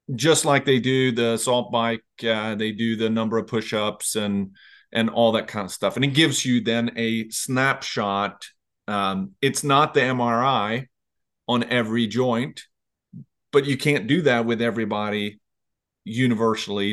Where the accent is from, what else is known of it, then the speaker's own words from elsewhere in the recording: Sweden; now in Virginia, United States; I'm originally from Sweden, but I came to the U S nineteen ninety-three